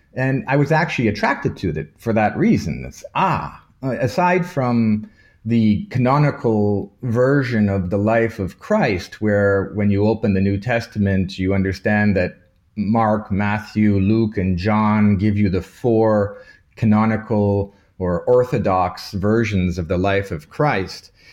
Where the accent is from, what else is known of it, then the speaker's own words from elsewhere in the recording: Toronto, Ontario, Canada; moved away as an adult; also born or lived in Malta / Munich; now in Vienna, Austria; I was born in Toronto, Canada, of Maltese parents, so my cultural background is from an island in the Mediterranean called Malta. And I grew up in Toronto, studied in Toronto, at the University of Toronto